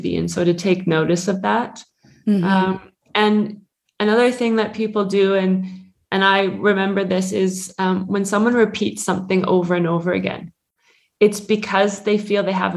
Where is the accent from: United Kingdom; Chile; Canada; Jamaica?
Canada; moved away as an adult; now in Switzerland; I'm originally from Canada, but I've been living in Switzerland now for 21 or 22 years.